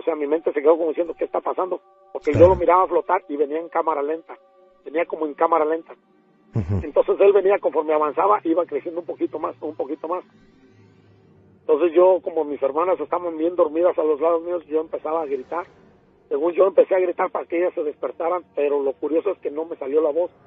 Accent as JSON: {"language": "Spanish", "region": "Mexico City", "country": "Mexico", "tie": "born or raised there", "also_born_or_lived": "Ciudad Nezahualcóyotl, State of Mexico", "said": "Yo nací en, en México, Distrito Federal, en la colonia Montezuma."}